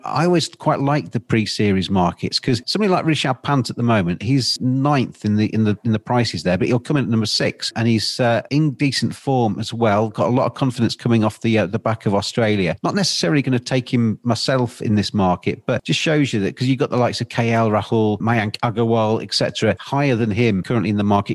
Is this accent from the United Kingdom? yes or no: yes; England, United Kingdom; I'm English